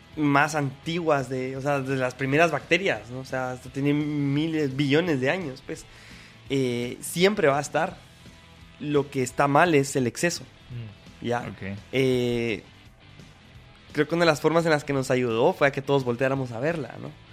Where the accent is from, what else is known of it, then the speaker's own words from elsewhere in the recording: Guatemala; nosotros también pues eh, como guatemaltecos